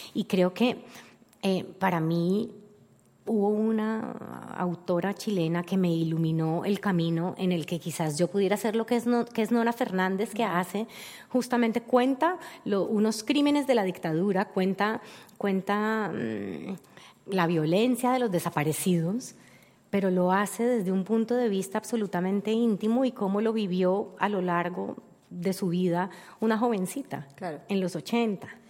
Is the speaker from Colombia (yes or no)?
yes; Cali, Valle del Cauca, Colombia; para nosotros los colombianos y para mí como caleña